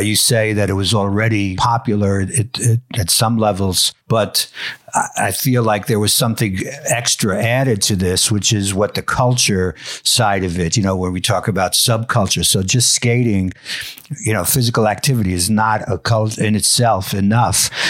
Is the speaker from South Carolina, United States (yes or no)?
no; New York, United States; I grew up in New York